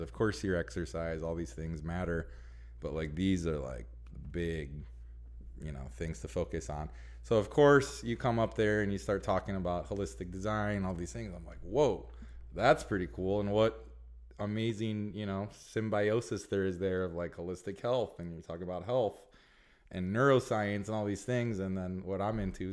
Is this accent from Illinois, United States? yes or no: yes; Illinois, United States; now in California, United States; we're both from Illinois